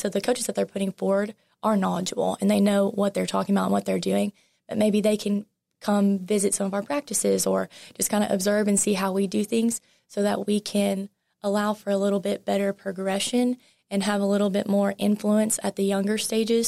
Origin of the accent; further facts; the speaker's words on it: Lufkin, Texas, United States; moved away as an adult; also born or lived in Nacogdoches, Texas; now in Texarkana, United States; growing up in Lufkin